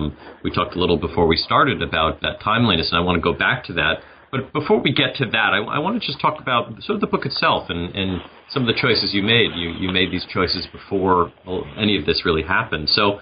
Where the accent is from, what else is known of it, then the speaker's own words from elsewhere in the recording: New York City, New York, United States; My hometown of New York City features prominently in much of the book.